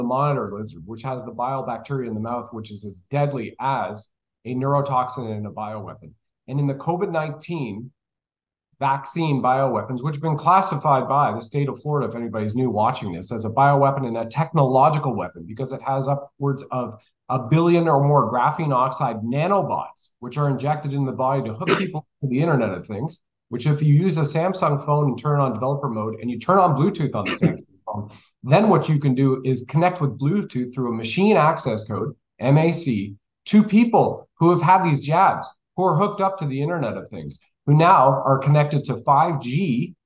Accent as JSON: {"language": "English", "country": "Canada", "said": "being a Canadian"}